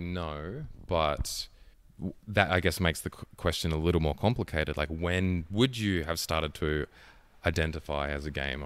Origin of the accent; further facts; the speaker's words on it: Hobart, Tasmania, Australia; moved away as an adult; now in Melbourne, Australia; I'm from Hobart